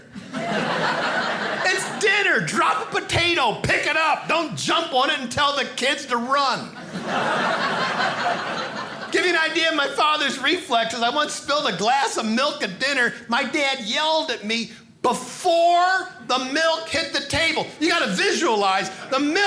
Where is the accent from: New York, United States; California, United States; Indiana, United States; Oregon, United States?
New York, United States; Hornell; when I was a little boy, growing up in Hornell, New York